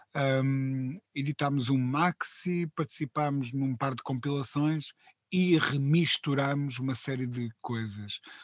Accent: Coimbra, Centro, Portugal; moved away as an adult; now in Lisbon, Portugal; vinha de Coimbra de uma família uh, muito economicamente muito humilde

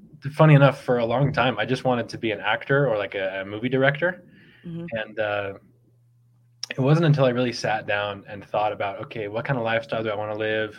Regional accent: Bay Area, California, United States; I grew up in the Bay Area in California.

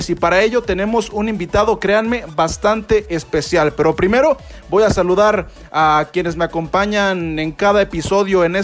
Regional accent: Mexico; a nosotros como afición mexicana

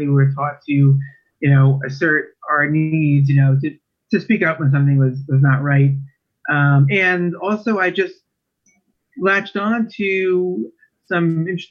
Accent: Valley Stream, New York, United States; moved away as an adult; also born or lived in Brooklyn, New York / Binghamton, New York; now in New Jersey, United States; So I really spent my life growing up in Long Island

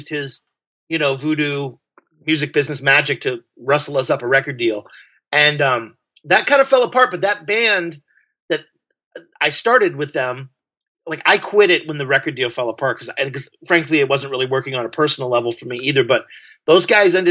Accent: Southern Illinois, United States; moved away; also born or lived in Belleville, Illinois / San Francisco; I grew up in Southern Illinois. Farm towns

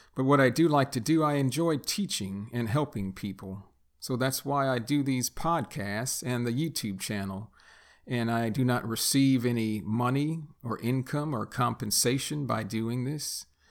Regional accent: United States; born or raised there; first language English; also born or lived in Texas

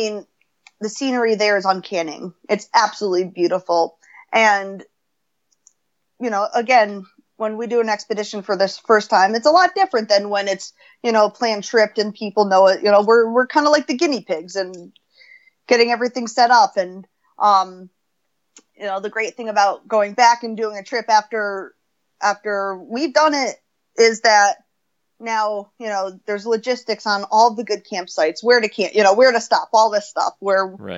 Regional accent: United States; I'm American

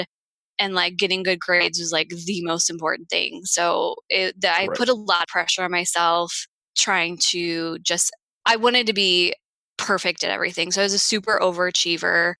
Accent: St. Louis, Missouri, United States; I grew up in St. Louis, Missouri.

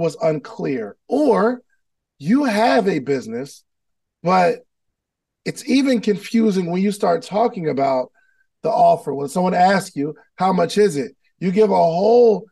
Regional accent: New Jersey, United States; I'm from Jersey

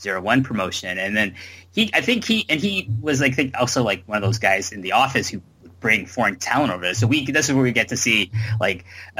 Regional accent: Canada; now in Japan; I'm a Canadian living in Japan.

